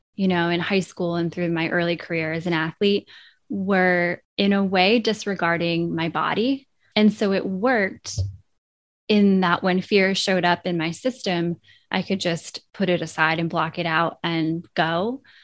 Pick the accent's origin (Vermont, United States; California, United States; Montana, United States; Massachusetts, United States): Vermont, United States; growing up in Vermont, there was always this strong sense of place in the natural world